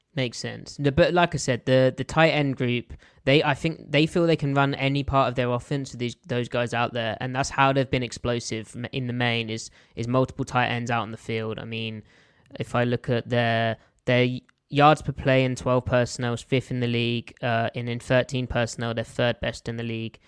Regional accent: south of England, United Kingdom; accent: English; I am not a Geordie. I, I'm from the south of England.

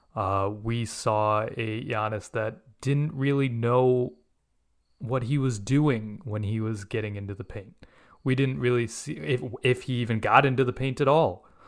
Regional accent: India; now in United States; I'm an Indian living in the United States

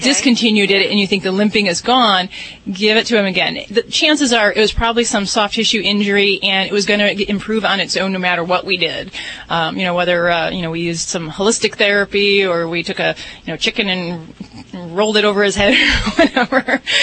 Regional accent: Las Vegas, Nevada, United States; I'm from Vegas

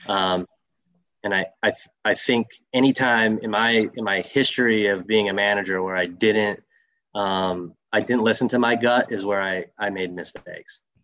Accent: Saginaw, Michigan, United States; growing up as a, a Greek kid from Saginaw, Michigan, I had a lot of uncles.

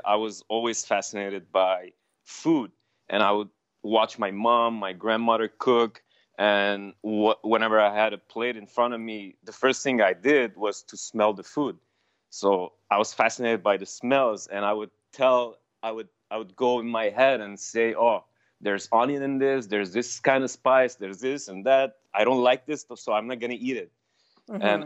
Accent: Beirut, Beirut Governorate, Lebanon; first language Armenian; English is a second language; moved away as an adult; now in Canada; I was born in Lebanon, Beirut, Lebanon, from an Armenian, in an Armenian family, mom and dad, whose families were forced out of their lands, as we know it. And they resided in Lebanon and as refugees. And that's where I come from

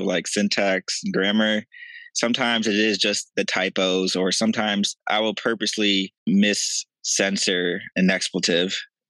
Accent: Akron, Ohio, United States; I'm from Akron

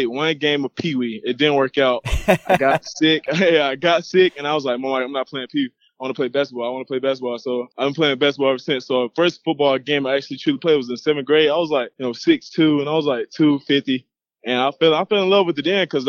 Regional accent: Texas, United States; moved away as an adult; also born or lived in Eastman, Georgia, United States; now in Florida, United States; I moved to Texas for family reasons, no better opportunities, better jobs. Have a real big family, moved there. I've been there ever since 8

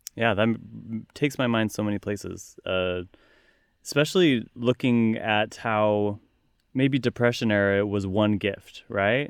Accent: Utah, United States; moved away; I once again grew up in Utah, very cold

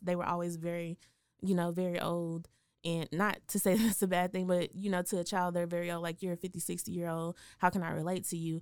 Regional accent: Waco, Texas, United States; born or raised there; moved away as an adult; also born or lived in Dallas-Fort Worth

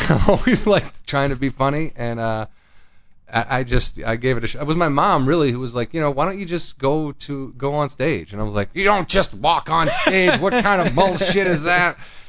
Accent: 30 minutes outside of Chicago, Illinois, United States; moved away as an adult; now in Los Angeles, United States; I'm from Illinois. So I was like 30 minutes outside of Chicago.

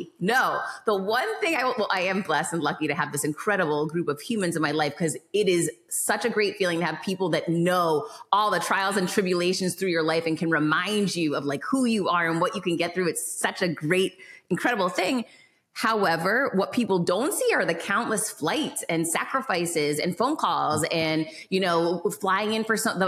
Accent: Worcester, Massachusetts, United States; I grew up in Worcester, Massachusetts, which is not the most beautiful place in the world

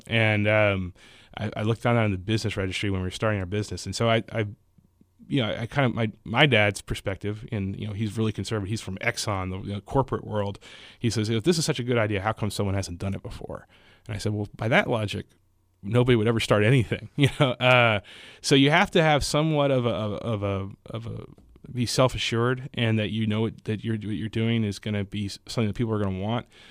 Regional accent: Houston, Texas, United States; I grew up in Houston

